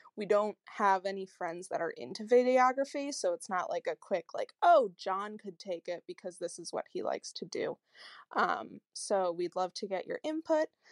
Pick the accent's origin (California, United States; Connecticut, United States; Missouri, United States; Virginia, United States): Connecticut, United States; I'm from Connecticut in the US